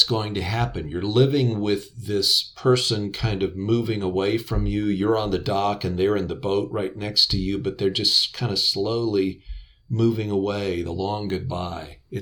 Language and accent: English; West Virginia, United States; I grew up in West Virginia